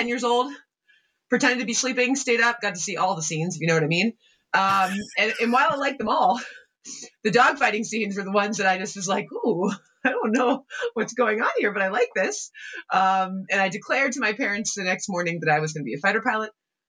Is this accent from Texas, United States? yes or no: no; Pittsburgh, Pennsylvania, United States; now in Whitefish, United States; I'm originally from Pittsburgh, Pennsylvania. I now call Whitefish, Montana hometown. So I've upgraded. I love Pittsburgh, but Whitefish, it's the best town in the world. But grew up in Pittsburgh